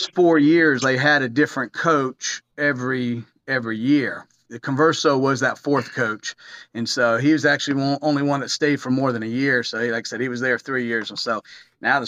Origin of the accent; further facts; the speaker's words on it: Florida, United States; moved away as an adult; now in Tallahassee, United States; I loved Flagler. I grew up in Flagler. It was a small town atmosphere.